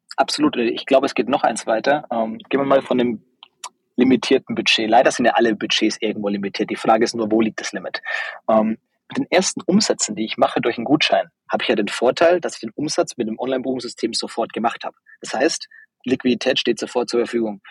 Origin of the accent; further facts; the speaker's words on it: Upper Franconia, Bavaria, Germany; bin eigentlich ein Dorfkind, also aus einem ganz kleinen, ähm, Ort aufgewachsen in Oberfranken